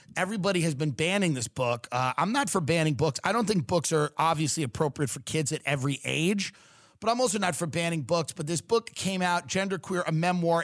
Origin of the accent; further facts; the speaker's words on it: Long Island, New York, United States; I'm from Long Island where women are very, some of them are very masculine